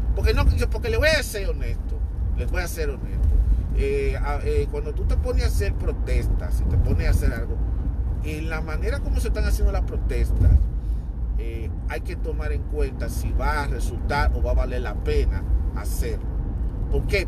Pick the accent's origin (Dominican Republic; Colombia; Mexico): Dominican Republic; soy hispana, soy dominicano